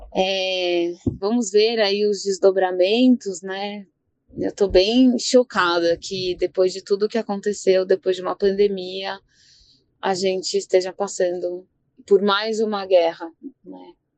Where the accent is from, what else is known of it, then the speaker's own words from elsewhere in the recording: Brazil; como brasileiros, uma parte nossa, um pé na Europa